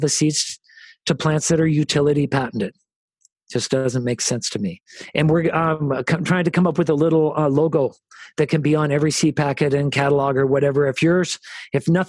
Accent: United States; We're from America

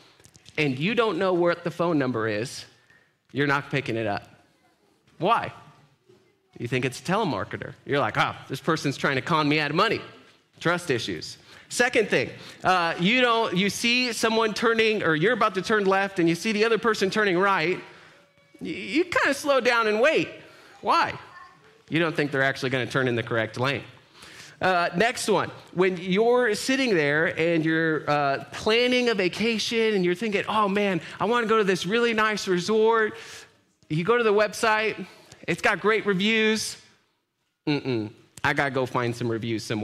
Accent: Grand Island, Nebraska, United States; I was born in Grand Island, raised there.

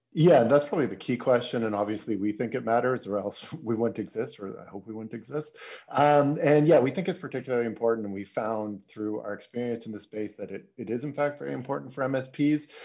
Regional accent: Toronto, Ontario, Canada; now in Berlin, Germany; I'm a, I'm a Canadian. I'm from Toronto, but I live in Berlin

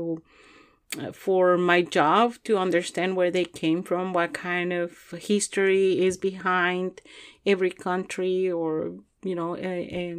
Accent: Chihuahua, Mexico; moved away as an adult; also born or lived in Juarez, Mexico; now in Louisville, United States; I am from Mexico, and specifically from Chihuahua. I was raised there in Chihuahua, Chihuahua.

